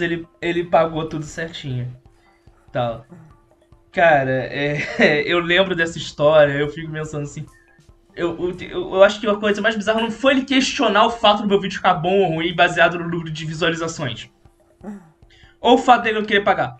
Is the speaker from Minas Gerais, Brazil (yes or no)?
yes; São Lourenço, Minas Gerais, Brazil; moved away as an adult; now in Rio de Janeiro, Brazil; eu fui criado em São Lourenço, Minas Gerais